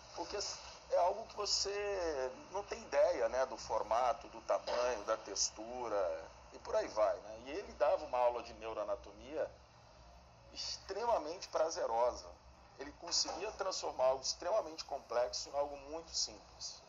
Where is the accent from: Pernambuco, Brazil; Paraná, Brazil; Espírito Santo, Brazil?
Espírito Santo, Brazil; Guaçuí; Eu nasci em Guaçuí, uma cidadezinha de 30 mil habitantes, que a única, a única escola que tinha de segundo grau era uma escola pública